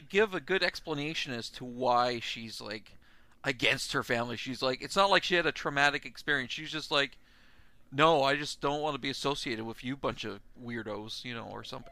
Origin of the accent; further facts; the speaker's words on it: Canada; I'm from Canada